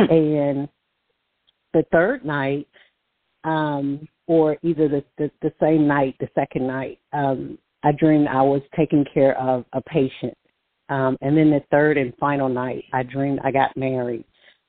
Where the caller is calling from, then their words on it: Alabama, United States; caller from Alabama.